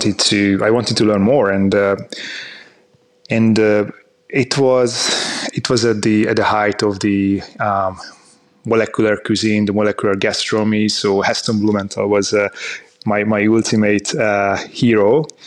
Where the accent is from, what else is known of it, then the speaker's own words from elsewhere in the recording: Hungary; So, I'm from Hungary. So I was born and I grew up in Hungary, in the Hungarian countryside, close to the Austrian border.